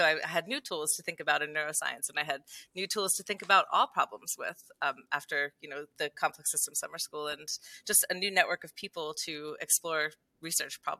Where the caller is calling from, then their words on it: Las Cruces, New Mexico, United States; I am in sunny, beautiful Las Cruces, New Mexico.